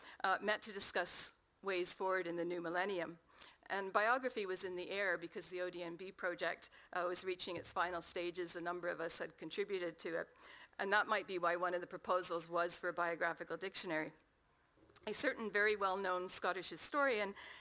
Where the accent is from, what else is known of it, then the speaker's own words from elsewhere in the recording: Canada; accent: Canadian; As you can tell from my accent, that's where I come from.